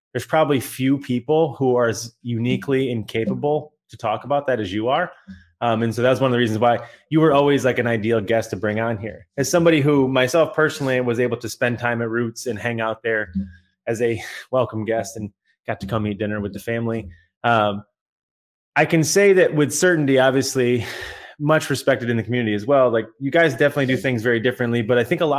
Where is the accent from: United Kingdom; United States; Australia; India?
Australia; you get the Australian co-host